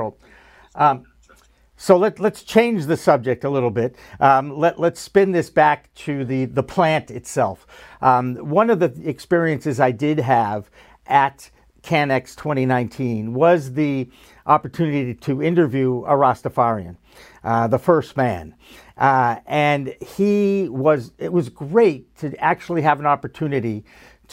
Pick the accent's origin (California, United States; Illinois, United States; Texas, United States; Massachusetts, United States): Massachusetts, United States; Newton; I grew up outside of Boston in Newton, Massachusetts, a very nice suburb of Boston.